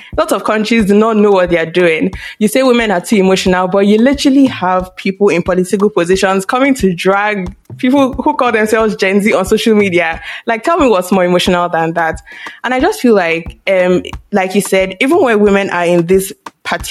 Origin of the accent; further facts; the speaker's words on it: Nigeria; I'm Nigerian